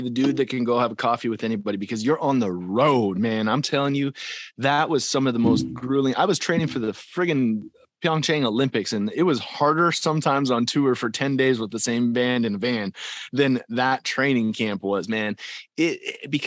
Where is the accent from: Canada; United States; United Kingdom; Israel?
Canada; Calgary, Alberta; I'm from Calgary, Alberta, that's the farm team to Nashville